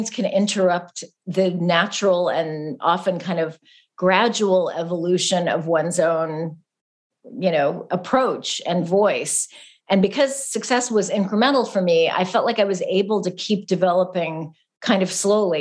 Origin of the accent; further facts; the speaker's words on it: California, United States; Growing up in California